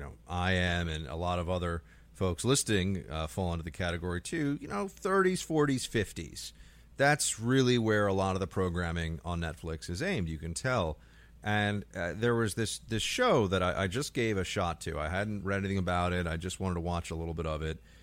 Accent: New York, United States; as a New Yorker

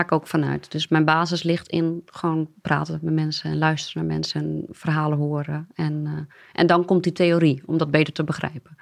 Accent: a small village in Groningen, Netherlands; moved away as an adult; now in Amsterdam, Netherlands; Maar ik, kom, en dat is vast aan me te horen, uit een, eh, een klein dorpje in eh, Groningen. Ehm, en eh, ja, tot mijn achttiende gewoond

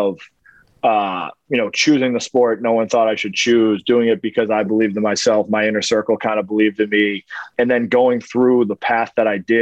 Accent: Boston, Massachusetts, United States; I grew up in Boston

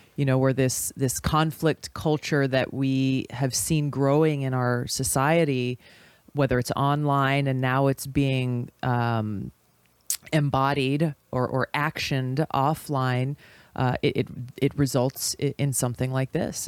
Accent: Hawaii, United States

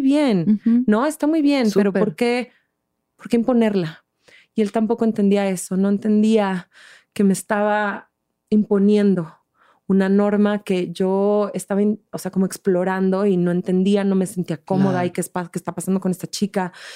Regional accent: Mexico City, Mexico; moved away as an adult; also born or lived in Switzerland / Barcelona, Spain; soy chilanga, soy del DF

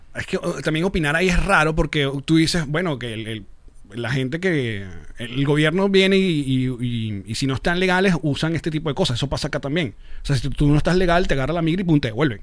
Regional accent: Maracay, Aragua, Venezuela; moved away; nací en Maracay

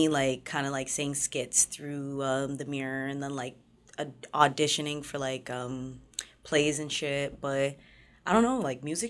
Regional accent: Innisfil, Ontario, Canada; also born or lived in Toronto; I grew up, like, everywhere, technically. When I was younger, I was born in, like, Jane and Finch. Mm-hmm. And then we moved from, like, 10 Humberline, like, the buildings, to all the way up into, like, Innisfil.

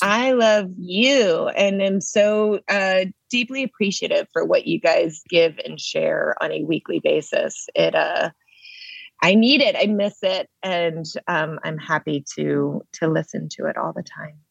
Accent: Maine, United States; moved away as an adult; now in Los Angeles, United States; we grew up in New England

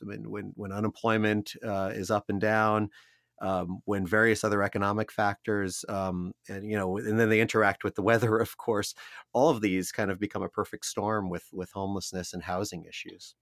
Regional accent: Columbus, Ohio, United States; The Dispatch in my hometown here

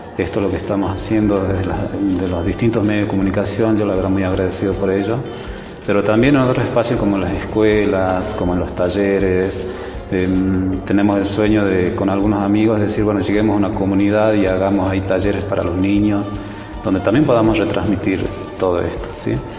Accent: Rumicruz, Jujuy, Argentina; Nací en Rumicruz. Rumicruz queda al este de Abrapampa, veinticinco kilómetros.

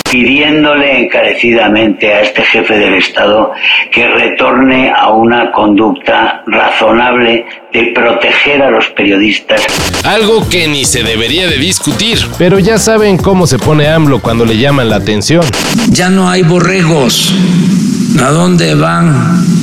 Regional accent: Michoacán, Mexico; no, yo, aquí nací, soy de un rancho pues, pero aquí de la... Y aquí, aquí, he crecido y aquí es mi tierra y conozco toda la gente

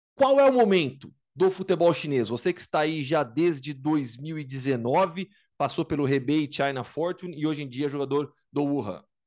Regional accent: Campinas, São Paulo, Brazil; Eu sou de Campinas e joguei basquete na base

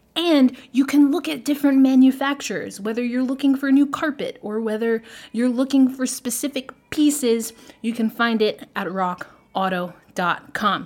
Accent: New York, United States; a preteen growing up in New York

